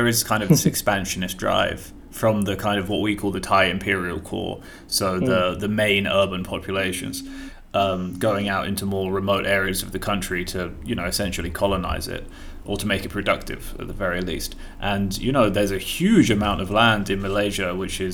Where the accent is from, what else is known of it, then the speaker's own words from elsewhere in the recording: United Kingdom; a fucking Brit with my accent